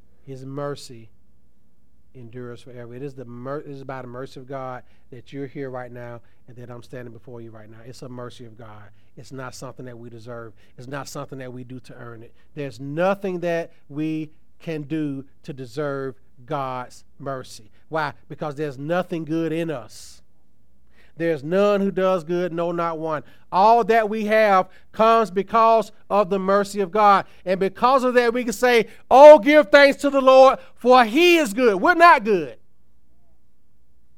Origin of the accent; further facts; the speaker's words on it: Tuskegee, Alabama, United States; I'm a country boy. I'm from Tuskegee, Alabama